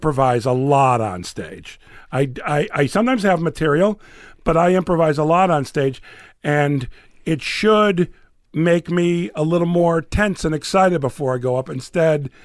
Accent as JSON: {"language": "English", "town": "Morton Grove", "region": "Illinois", "country": "United States", "tie": "born or raised there", "also_born_or_lived": "South Florida / Chicago", "moved": "yes", "said": "I grew up in a suburb that had a significant amount of Jewish people in it, though, called Morton Grove"}